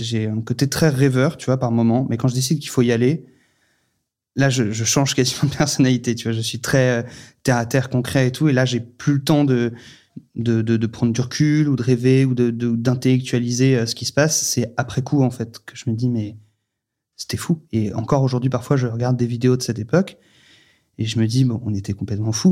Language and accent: French; Paris, Île-de-France, France; moved away; also born or lived in Vendée; moi, je suis né à Paris, j'ai grandi à Paris